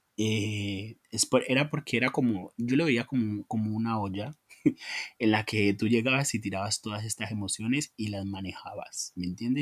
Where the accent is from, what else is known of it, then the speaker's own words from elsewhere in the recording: Colombia; lo que soy como colombiano, lo que fuimos como colombianos